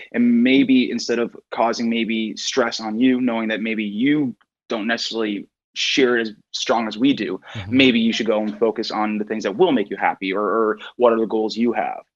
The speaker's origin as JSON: {"language": "English", "region": "Newfoundland and Labrador", "country": "Canada", "said": "I'm originally from Newfoundland"}